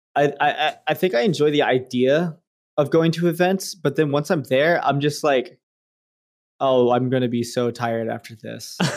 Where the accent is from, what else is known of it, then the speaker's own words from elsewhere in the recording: Richmond, United States; my hometown in Richmond